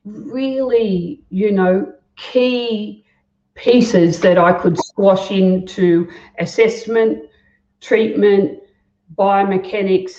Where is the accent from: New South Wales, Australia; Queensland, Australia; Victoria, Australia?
New South Wales, Australia; Guildford; also born or lived in Merrylands; I grew up in Guildford. I went to high school in Merrylands